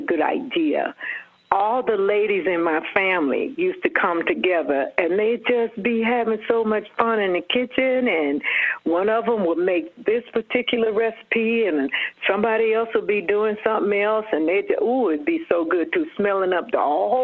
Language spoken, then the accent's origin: English; Atlanta, Georgia, United States; Born and raised in Atlanta